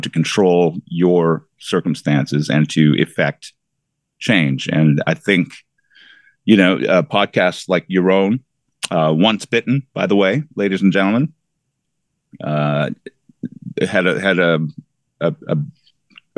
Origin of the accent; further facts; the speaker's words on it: near Stratford, southwestern Ontario, Canada; between my hometown and Lake Huron, the beach, Stratford was kind of a halfway point